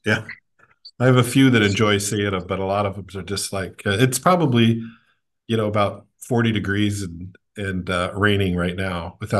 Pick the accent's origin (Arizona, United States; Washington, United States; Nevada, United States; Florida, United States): Washington, United States; Whidbey Island; also born or lived in New York; I was actually born in upstate New York. And then my family moved out to Whidbey Island, Washington, when I was young, probably 4 or 5.